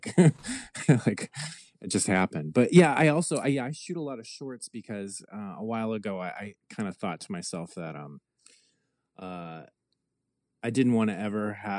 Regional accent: Michigan, United States; moved away as an adult; now in Los Angeles, United States; Well, I moved out to Los Angeles from Michigan in 2003.

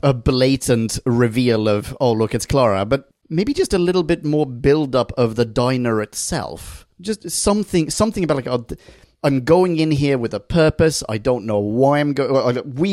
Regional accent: Bratislava, Bratislava Region, Slovakia; also born or lived in Australia; I'm from Bratislava, but I did an Erasmus year in Australia.

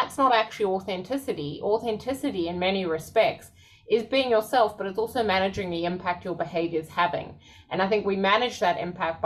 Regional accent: South Africa; moved away; I grew up in South Africa.

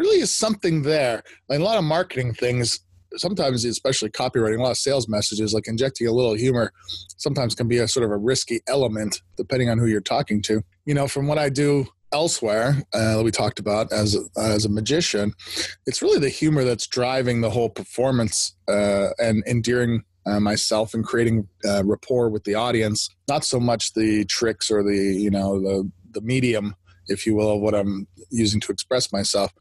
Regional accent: Canada; I'm Canadian

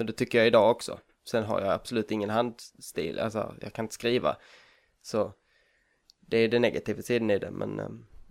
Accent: Hörby, Skåne, Sweden; also born or lived in Kalmar; jag är född och uppvuxen eh, på Önneköpsvång utanför Hörby, där jag är just nu

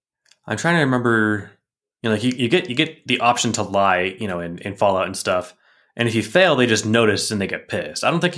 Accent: Kansas, United States; No, seriously, I'm from Kansas.

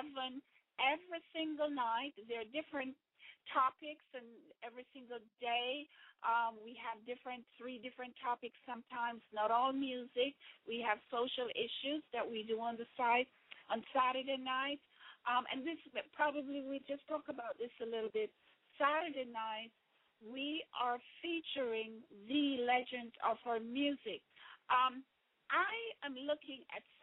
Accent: Jamaica; moved away; When I grew up in Jamaica

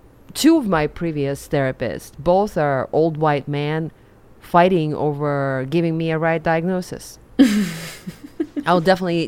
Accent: Siberia, Russia; by all standards, was a nerd in Russia growing up in Siberia, but there was no such thing as a nerd.

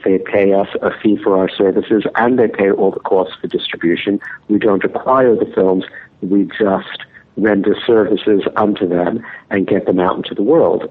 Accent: New York, United States; growing up in New York

